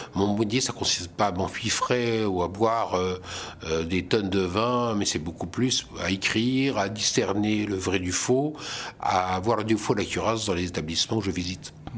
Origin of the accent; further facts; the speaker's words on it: Lorraine, Grand Est, France; Je suis alsacien professionnel, mais je suis lorrain de naissance et je suis fier d'être lorrain.